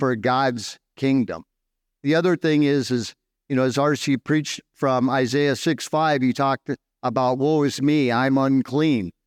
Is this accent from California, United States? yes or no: yes; Southern California, United States; moved away as an adult; now in Dumaguete, Philippines; I'm from Southern California